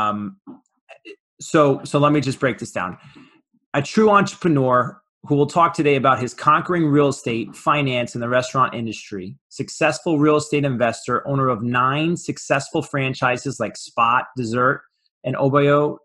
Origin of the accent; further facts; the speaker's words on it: New York, United States; I'm from New York